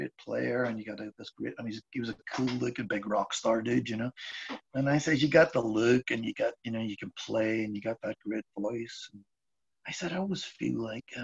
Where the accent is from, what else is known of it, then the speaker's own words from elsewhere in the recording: Belfast, Northern Ireland, United Kingdom; now in Wexford, Ireland; I grew up in Belfast